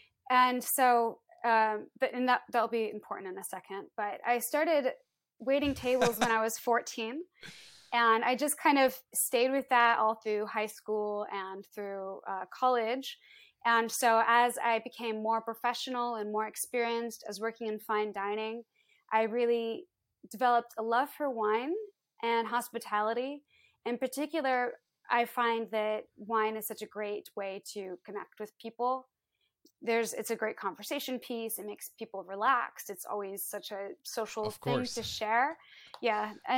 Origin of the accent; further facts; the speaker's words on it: Iowa, United States; Well, so growing up, I am from the Midwest in the States. I'm from Iowa. And we moved around a lot.